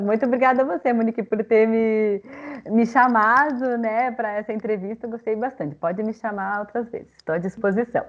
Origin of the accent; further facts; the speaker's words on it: Curitiba, Paraná, Brazil; eu sou aqui de Curitiba